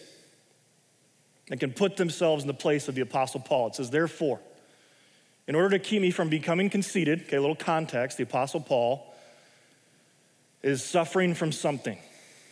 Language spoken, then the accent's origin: English; United States; I'm an American.